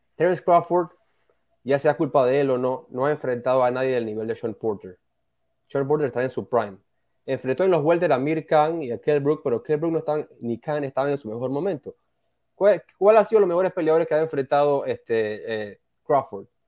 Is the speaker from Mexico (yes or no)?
no; Panama; uno como panameño